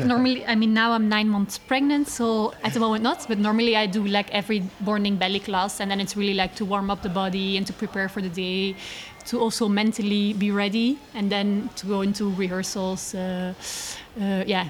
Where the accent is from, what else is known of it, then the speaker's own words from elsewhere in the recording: Belgium; now in Netherlands; I'm born in Belgium.